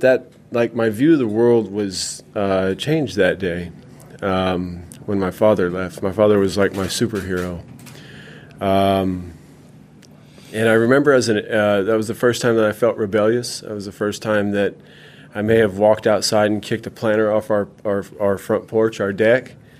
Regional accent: California, United States; also born or lived in Minnesota; We moved to California in 1980

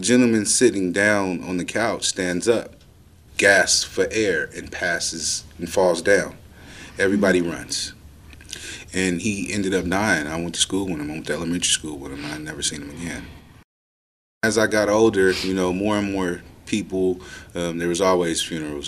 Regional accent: Oakland, California, United States; I am born and raised, uh, Oakland, California, um, where I spent most of my childhood.

